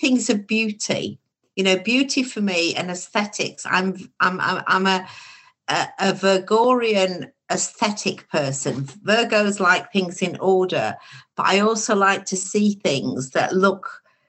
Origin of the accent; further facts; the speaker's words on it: Baildon, Yorkshire and the Humber, United Kingdom; when I grew up in Bayledon